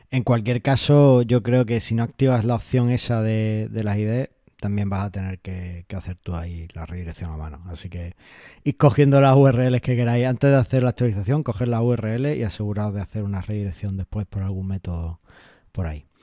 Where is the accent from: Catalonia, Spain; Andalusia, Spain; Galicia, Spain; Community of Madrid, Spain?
Andalusia, Spain; Almería; Y para los que somos de Almería lo entendemos perfectamente.